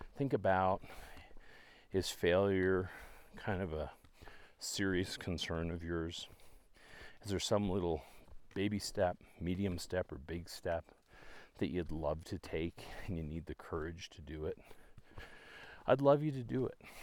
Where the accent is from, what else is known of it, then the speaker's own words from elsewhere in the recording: Canada; moved away; I'm from Canada originally